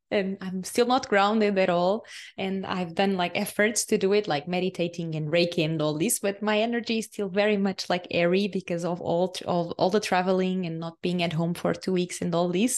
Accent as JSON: {"language": "English", "country": "Portugal", "tie": "born or raised there", "second_language": "English", "moved": "as an adult", "said": "Portugal is my home country, and it's the, the country where my soul chose to, uh, be born and to live for so many years"}